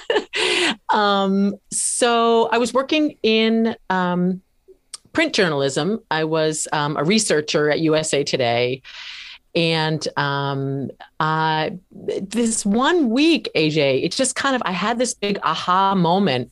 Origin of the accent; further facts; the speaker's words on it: New Hampshire, United States; moved away; also born or lived in Washington, D.C.; moved back to my home state of New Hampshire in nineteen ninety-five